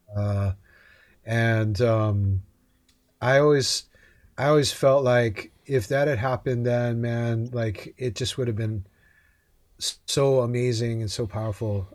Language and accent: English; Hawaii, United States; I grew up in Hawaii